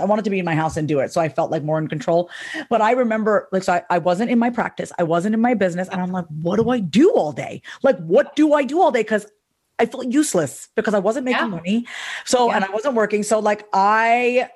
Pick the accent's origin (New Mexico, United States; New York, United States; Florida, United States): New York, United States; I'm from New York